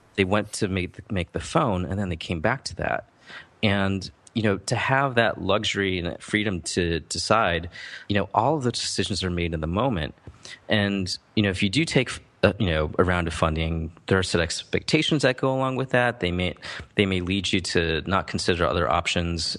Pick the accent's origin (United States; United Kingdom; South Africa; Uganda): United States; Midwest; I grew up in the Midwest